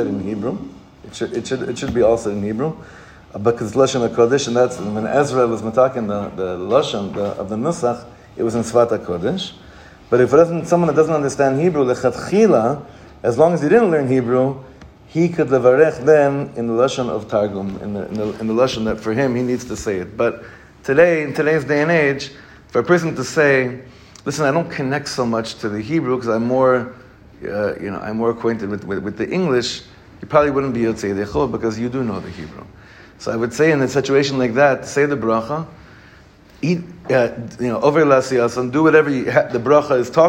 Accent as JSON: {"language": "English", "town": "Los Angeles", "region": "California", "country": "United States", "tie": "born or raised there", "said": "A guy I grew up with in Los Angeles"}